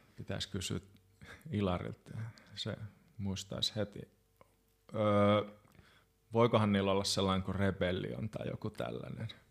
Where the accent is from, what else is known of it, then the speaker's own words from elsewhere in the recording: Hamina, Kymenlaakso, Finland; also born or lived in Kajaani / Joensuu; now in Espoo, Finland; Haminasta minä olen kotoisin.